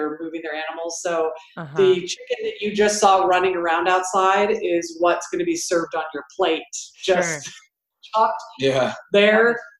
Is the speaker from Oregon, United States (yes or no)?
yes; Bend, Oregon, United States; I grew up in Bend.